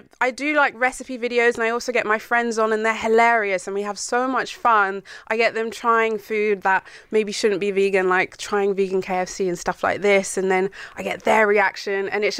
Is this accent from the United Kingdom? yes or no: yes; United Kingdom; I'm British.